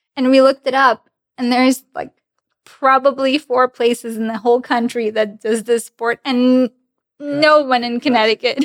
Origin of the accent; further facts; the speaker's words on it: Grodno, Grodno Region, Belarus; first language Russian; English is a second language; now in United States; Originally, I'm from Grodno, Belarus